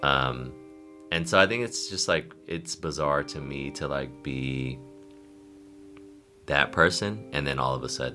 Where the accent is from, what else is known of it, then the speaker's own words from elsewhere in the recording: Bay Area, California, United States; growing up in the Bay Area